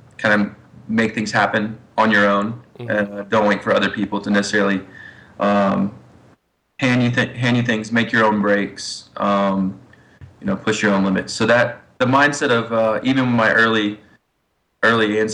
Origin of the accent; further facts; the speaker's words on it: Ozark, Missouri, United States; I grew up in Ozark, Missouri, so just south of Springfield, Missouri.